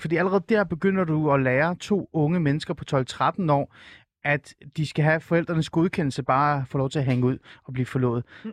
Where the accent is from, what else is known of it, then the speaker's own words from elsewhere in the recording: Helsingør, Capital Region of Denmark, Denmark; Jeg voksede op i Helsingør øh, mm. og gik på Helsingør Gymnasie